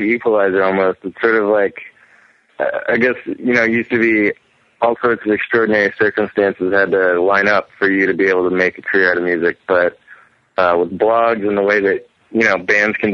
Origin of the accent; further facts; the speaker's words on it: Lafayette, Louisiana, United States; moved away as an adult; now in San Francisco, United States; I grew up in Louisiana. I'm from Lafayette, Louisiana